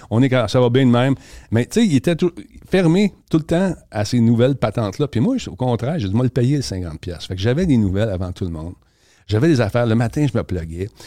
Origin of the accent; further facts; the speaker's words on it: Quebec, Canada; On fait ça, les Québécois.